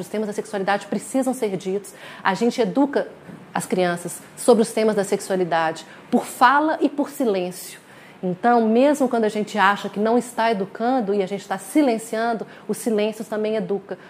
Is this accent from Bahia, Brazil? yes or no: no; Minas Gerais, Brazil; nós somos de Minas